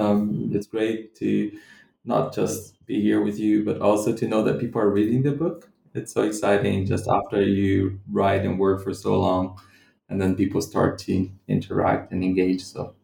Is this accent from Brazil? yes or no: yes; Central-West, Brazil; English is a second language; also born or lived in London, United Kingdom / Scotland, United Kingdom; So I'm not from Rio de Janeiro, the city where I did my field work. I come from a different part of the Brazilian Midwest.